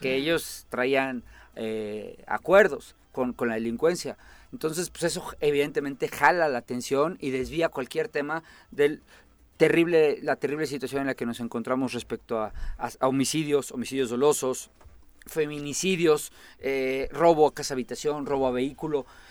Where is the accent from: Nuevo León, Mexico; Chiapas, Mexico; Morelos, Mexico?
Morelos, Mexico